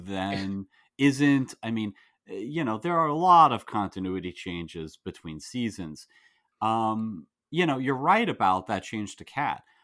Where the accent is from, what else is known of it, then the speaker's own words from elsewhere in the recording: United States; as an American